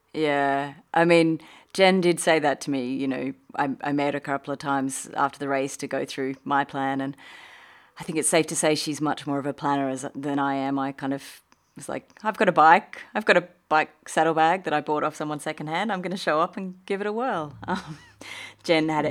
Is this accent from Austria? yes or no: no; Australia; moved away as an adult; also born or lived in United Kingdom; now in Qatar; I'm Australian and I moved to the U K in my twenties for, you know, a working holiday